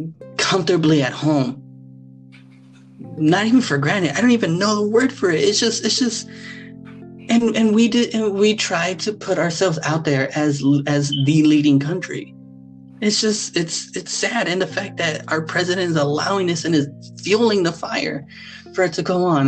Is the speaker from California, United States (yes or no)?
no; Texas, United States; moved away; I am so sick to be from Texas. As I've left, I've completely lost my pride in being a Texan